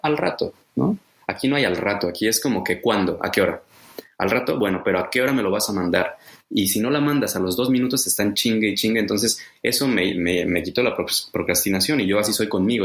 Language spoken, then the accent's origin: Spanish; Mexico; moved away as an adult; now in Germany; yo soy mexicano, nací en México